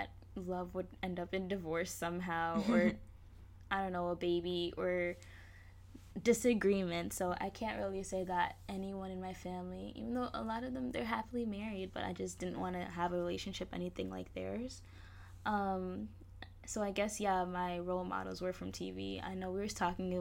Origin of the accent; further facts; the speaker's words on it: Kenya; I'm Kenyan